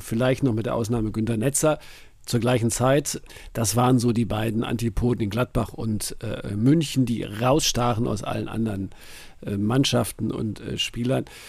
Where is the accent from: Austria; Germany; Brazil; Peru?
Brazil; Für uns in Brasilien